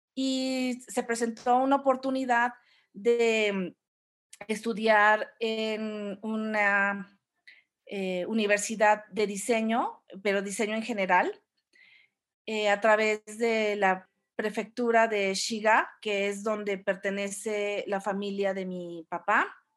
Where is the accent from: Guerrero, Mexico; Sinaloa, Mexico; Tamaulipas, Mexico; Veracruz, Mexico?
Veracruz, Mexico; Orizaba; also born or lived in Mexico City; crecí toda mi infancia, bueno, yo nací en la Ciudad de México, pero crecí en la, en Orizaba